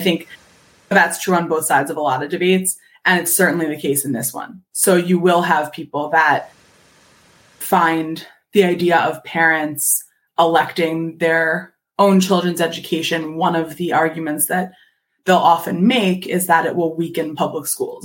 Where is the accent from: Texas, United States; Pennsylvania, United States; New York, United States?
Pennsylvania, United States; Philadelphia; I'm from Philadelphia